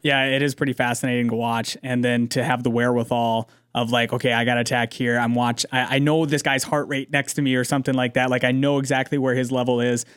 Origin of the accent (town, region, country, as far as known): United States